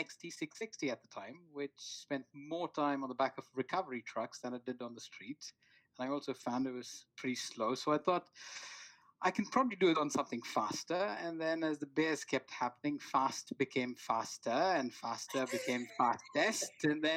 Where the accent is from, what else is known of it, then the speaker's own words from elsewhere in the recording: Bangalore, Karnataka, India; moved away as an adult; now in United Kingdom; when I grew up back then in India